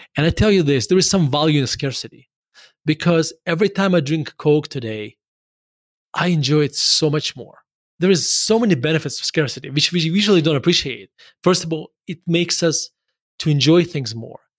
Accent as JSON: {"language": "English", "town": "Murmansk", "region": "Murmansk Oblast", "country": "Russia", "tie": "born or raised there", "also_born_or_lived": "Denver", "moved": "as an adult", "said": "I was born in Murmansk, Russia"}